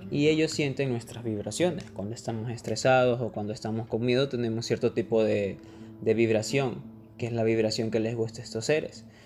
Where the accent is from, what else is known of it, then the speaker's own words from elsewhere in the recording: Ecuador; acá en mi país, en Ecuador